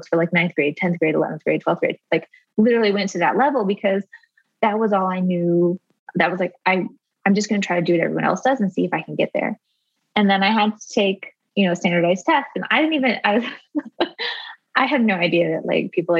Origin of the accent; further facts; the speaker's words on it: rural Arizona, United States; I grew up in rural Arizona, and I was homeschooled by my mom